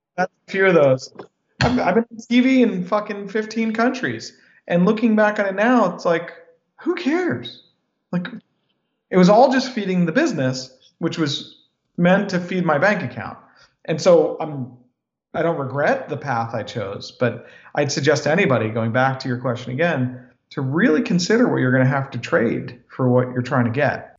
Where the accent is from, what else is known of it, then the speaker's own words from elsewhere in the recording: United States; I was born in America